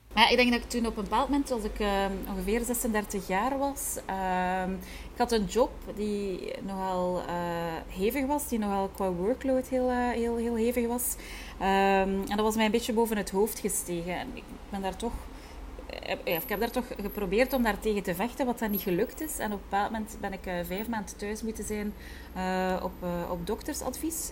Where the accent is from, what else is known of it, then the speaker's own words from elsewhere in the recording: Kortrijk, Flanders, Belgium; moved away as an adult; now in Brussels, Belgium; Ik ben eigenlijk van Kortrijk afkomstig en ben ongeveer dan 20 jaar geleden naar, naar Brussel verhuisd.